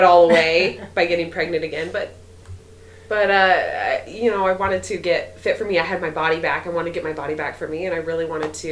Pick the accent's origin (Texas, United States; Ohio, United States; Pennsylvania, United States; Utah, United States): Utah, United States; Orem; I grew up in Orem, just right around the corner